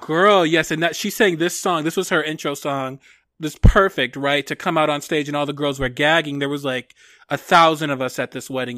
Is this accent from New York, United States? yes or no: no; Detroit, Michigan, United States; I'm from Detroit